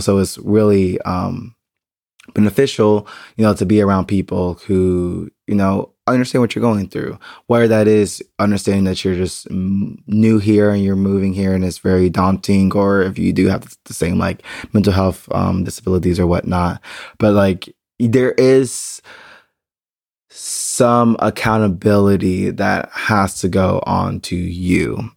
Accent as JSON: {"language": "English", "country": "United States", "moved": "yes", "lives_now": "Berlin, Germany", "said": "I am still an American"}